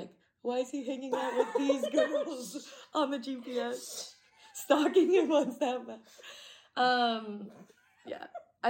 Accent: Oregon, United States; I used to be fine with snakes, like garden snakes, like growing up in Oregon.

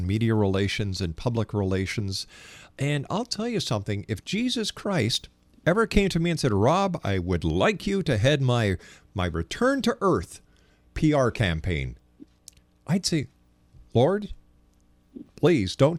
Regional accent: Montreal, Quebec, Canada; I'm from Montreal, and I used to love going up to St. Joseph's Oratory

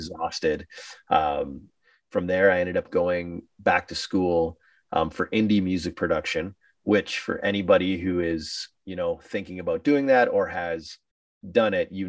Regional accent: Sudbury, Ontario, Canada; we did a record release party in my hometown

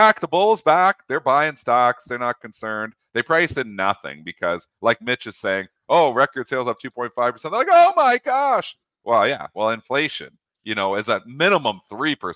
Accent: Canada; me being Canadian

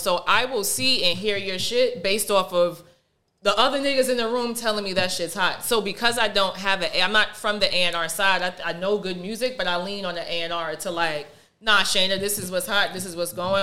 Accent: New York, United States; I'm from New York

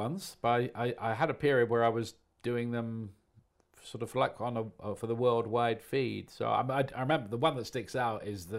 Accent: Portsmouth, South East England, United Kingdom; I support Portsmouth because I was born and brought up in Portsmouth.

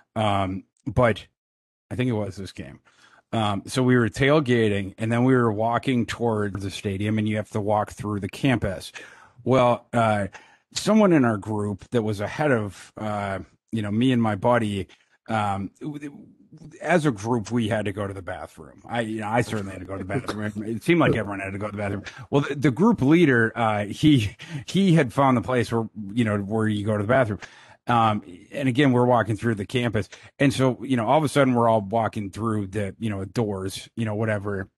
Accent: Brainerd, Minnesota, United States; moved away; also born or lived in Kansas; I'm from Brainerd, Minnesota

